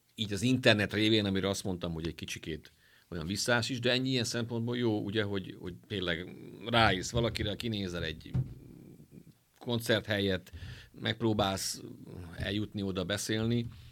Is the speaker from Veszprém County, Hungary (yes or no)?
no; Miskolc, Borsod-Abaúj-Zemplén, Hungary; mi miskolciak vagyunk